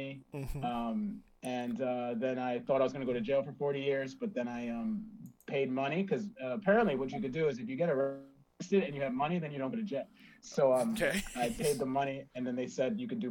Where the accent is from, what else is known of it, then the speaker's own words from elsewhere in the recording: Westchester, New York, United States; I grew up in Westchester, New York, amongst the whites